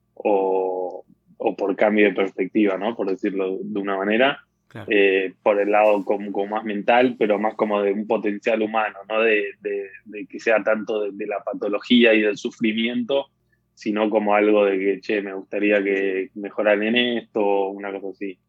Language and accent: Spanish; Argentina; moved away as an adult; also born or lived in United States; como buen argentino